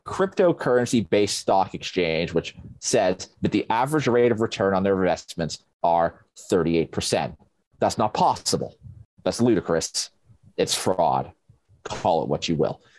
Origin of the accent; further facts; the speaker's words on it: Sheffield, Yorkshire and the Humber, United Kingdom; my hometown of Sheffield